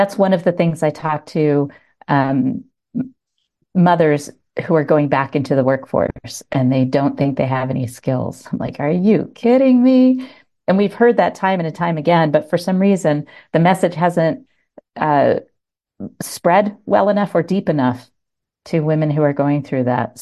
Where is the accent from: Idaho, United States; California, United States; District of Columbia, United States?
District of Columbia, United States; Washington; moved away as an adult; now in Montana, United States; I was born in Washington, D.C.